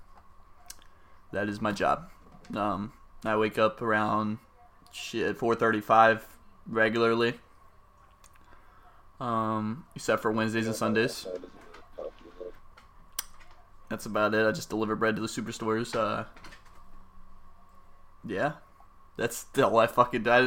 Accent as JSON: {"language": "English", "area": "Eastern Shore", "region": "Virginia", "country": "United States", "tie": "born or raised there", "said": "we're both from Virginia. We grew up in a small town, very small area. You guys might not have ever heard of it. It's actually Eastern Shore, Virginia."}